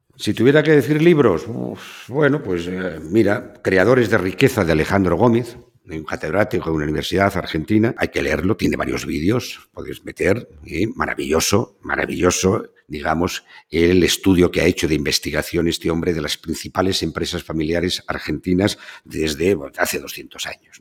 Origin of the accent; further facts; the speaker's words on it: the Duero region, Castile and León, Spain; also born or lived in Seville; de mi tierra, en donde nace el Duero y donde termina.